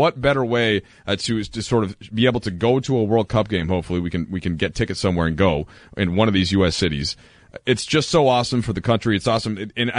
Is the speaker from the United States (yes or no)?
yes; Minnesota, United States; moved away as an adult; now in Los Angeles, United States; I'm from Minnesota. I've now lived in Los Angeles for 10 years.